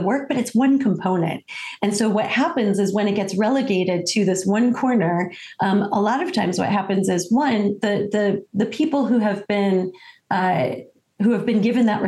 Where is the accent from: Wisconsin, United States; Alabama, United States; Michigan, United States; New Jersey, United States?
Michigan, United States; Detroit; I am American from, you know, the day I was born, and grew up in Detroit, Michigan